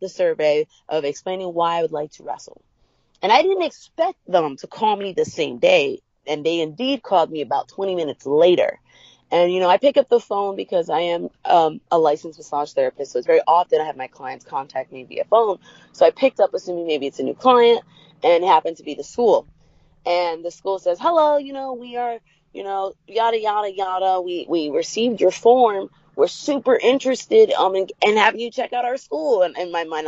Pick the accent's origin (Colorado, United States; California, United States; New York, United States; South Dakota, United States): New York, United States; New York City; growing up in New York, the Bronx, we weren't allowed to play outside much.